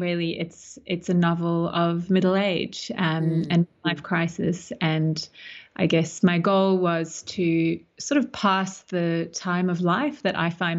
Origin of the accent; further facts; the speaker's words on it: Australia; also born or lived in South Africa / Melbourne, Australia / United States; now in Sydney, Australia; So I grew up between South Africa and Australia, and ended up at high school here in Sydney